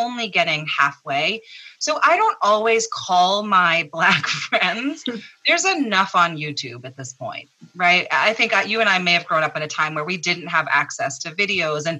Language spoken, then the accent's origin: English; Massachusetts, United States; I grew up here in Massachusetts